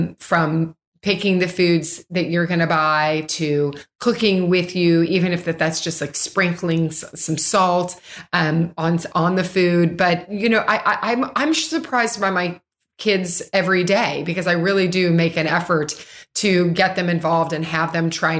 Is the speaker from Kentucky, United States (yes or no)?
yes; Louisville, Kentucky, United States; I grew up in Louisville, Kentucky